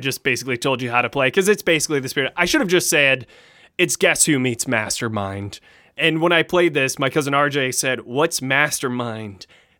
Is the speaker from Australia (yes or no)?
yes; Australia; Of course, I began this here elevator pitch by saying good day, because I'm Australian.